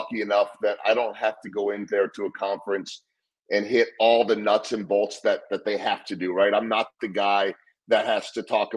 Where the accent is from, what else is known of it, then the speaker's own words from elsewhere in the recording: Chicago, Illinois, United States; moved away as an adult; now in Kansas City, United States; back home where I grew up in Chicago.